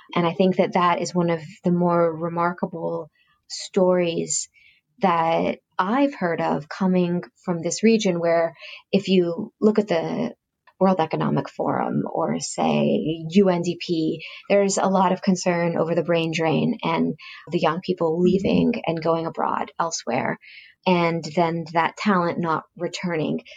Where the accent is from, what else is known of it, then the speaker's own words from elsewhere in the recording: Silicon Valley, California, United States; we're from Silicon Valley